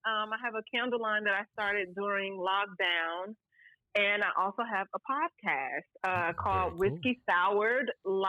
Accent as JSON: {"language": "English", "town": "St. Louis", "region": "Missouri", "country": "United States", "tie": "born or raised there", "accent": "country twang", "moved": "as an adult", "lives_now": "Los Angeles, United States", "said": "I am originally from St. Louis, so you get a little bit of the country twang."}